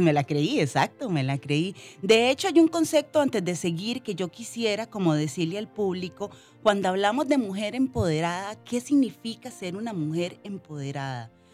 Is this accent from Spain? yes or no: no; Limón, Costa Rica; yo soy de Limón, muy orgullosamente cedo de las 7. Eh, crecí en una familia humilde